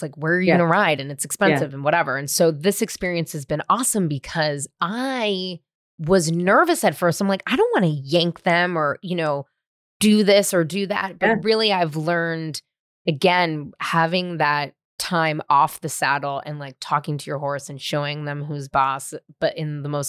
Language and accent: English; San Francisco, California, United States; Born and raised in San Francisco. I know what it was like in the 90s because I was running around all over the place doing wild stuff myself.